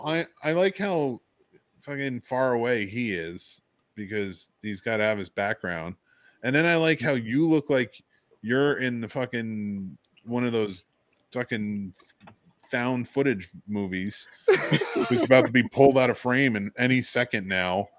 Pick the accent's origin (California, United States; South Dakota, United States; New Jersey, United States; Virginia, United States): New Jersey, United States; moved away; also born or lived in New York; I'm from Jersey